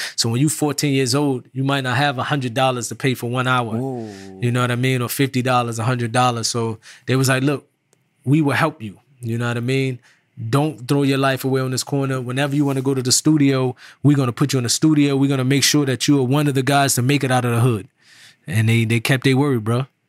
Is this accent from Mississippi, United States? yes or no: no; Irvington, New Jersey, United States; I was from New Jersey, but that particular time growing up, my neighborhood in Irvington